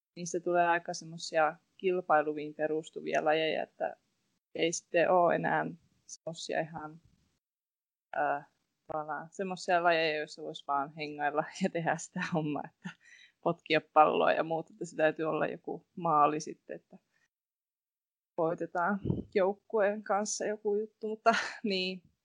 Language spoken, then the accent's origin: Finnish; Rovaniemi, Lapland, Finland; mä olen koko elämäni oikeastaan asunut Rovaniemellä